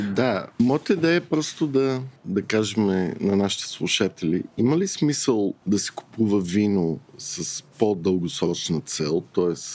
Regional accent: Bulgaria; аз като един българин

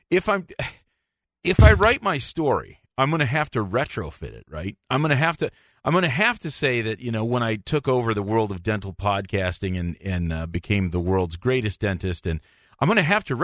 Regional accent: Newark, Delaware, United States; I grew up in Newark, Delaware.

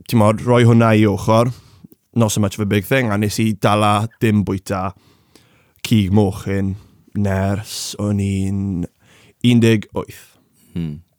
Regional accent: Wales, United Kingdom; A nawr, wedi cael ei fagu gyda fy mam yn Cymru.

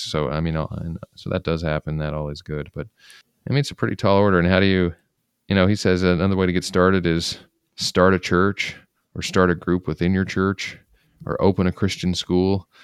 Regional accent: Utah, United States; I grew up in Utah, and all of my neighbors were Mormon

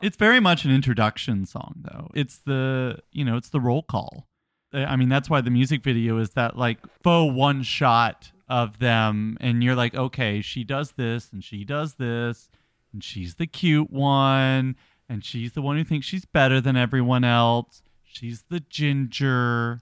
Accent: United States; we're Americans

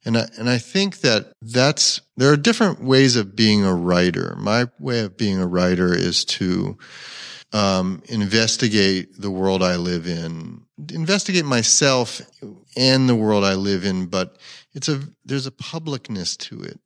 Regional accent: Bucks County, Pennsylvania, United States; moved away as an adult; also born or lived in Trenton, New Jersey (family); now in Philadelphia, United States; growing up in Bucks County

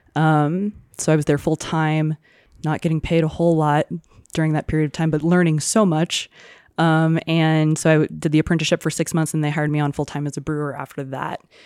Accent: Houston, Texas, United States; now in Santa Fe, United States; growing up in Houston

